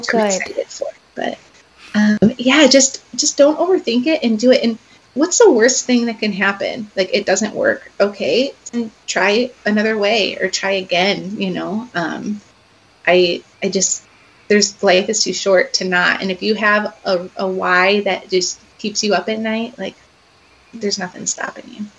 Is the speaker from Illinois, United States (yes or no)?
yes; Chicago, Illinois, United States; now in Iowa, United States; I grew up around Chicago